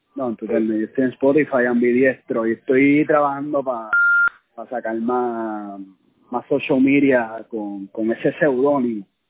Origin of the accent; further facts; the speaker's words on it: Puerto Rico; como puertorriqueños, nosotros somos puntos también